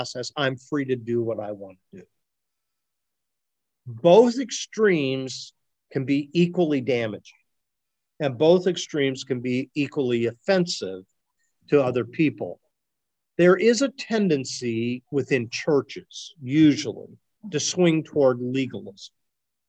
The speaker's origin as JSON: {"language": "English", "region": "Ohio", "country": "United States", "tie": "born or raised there", "said": "those of us who are born and raised in Ohio"}